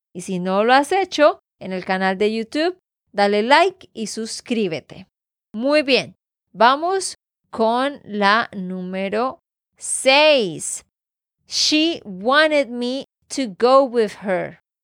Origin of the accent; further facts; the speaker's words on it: Santander, Colombia; de Santander, Colombia.